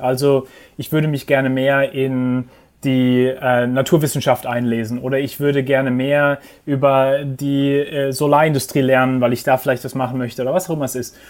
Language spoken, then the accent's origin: German; Heidelberg, Baden-Württemberg, Germany; moved away as an adult; also born or lived in England; now in New York, United States; ich bin in Heidelberg aufgewachsen